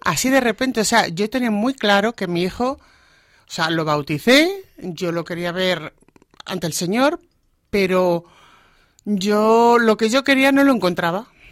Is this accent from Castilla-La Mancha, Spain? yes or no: yes; Alcázar de San Juan, Castilla-La Mancha, Spain; moved away as an adult; now in Móstoles, Spain; yo nací en Alcázar de San Juan. Allí he vivido toda mi vida hasta que me casé